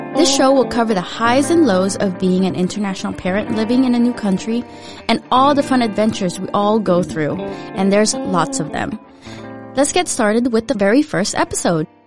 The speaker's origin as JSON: {"language": "English", "town": "Cypress", "region": "California", "country": "United States", "tie": "born or raised there", "also_born_or_lived": "Philippines", "second_language": "English", "moved": "as an adult", "lives_now": "Denmark", "said": "I was born in the Philippines, but I grew up most of my life in a city called Cypress in Orange County"}